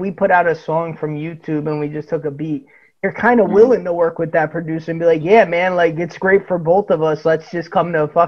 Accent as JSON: {"language": "English", "region": "New Jersey", "country": "United States", "said": "we're from Jersey"}